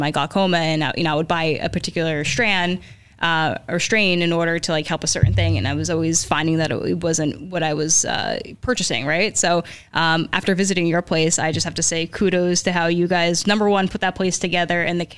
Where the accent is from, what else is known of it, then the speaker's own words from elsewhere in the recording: Newark, New Jersey, United States; I grew up in Newark